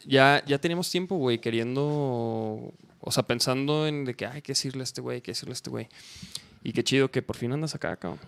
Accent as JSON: {"language": "Spanish", "region": "Chihuahua", "country": "Mexico", "said": "yo iba en Chihuahua, porque soy de Chihuahua"}